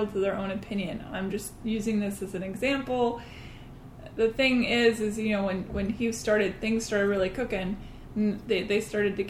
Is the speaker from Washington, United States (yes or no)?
yes; Washington, United States; I come from Washington State